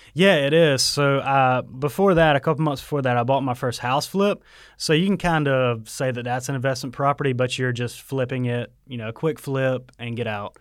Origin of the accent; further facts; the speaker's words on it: Waycross, Georgia, United States; also born or lived in Statesboro, Georgia; I'm from Waycross, but I went to school here in Statesboro